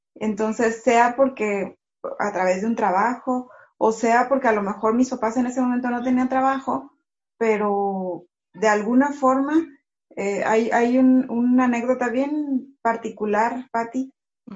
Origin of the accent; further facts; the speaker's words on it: Tantoyuca, Veracruz, Mexico; also born or lived in Monterrey, Mexico; Yo crecí acá en Tantoyuca